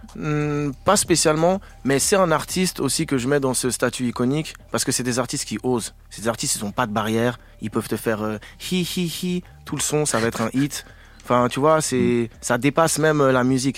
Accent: Switzerland; je suis suisse

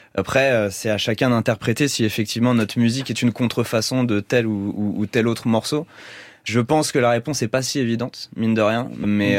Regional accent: Paris, Île-de-France, France; On est parisien

